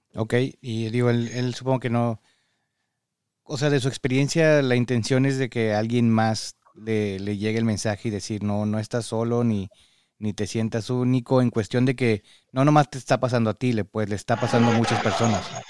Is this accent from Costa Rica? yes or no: no; Parras, Coahuila, Mexico; now in United States; Yo soy de Parras